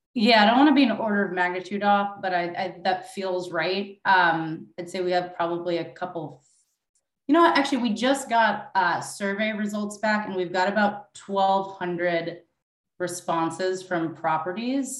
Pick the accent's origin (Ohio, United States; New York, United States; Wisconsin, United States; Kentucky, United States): New York, United States; my hometown of New York